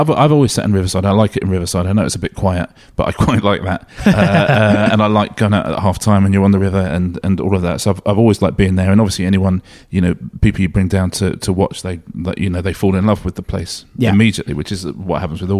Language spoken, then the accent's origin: English; Sussex, South East England, United Kingdom; I'm from Sussex, really.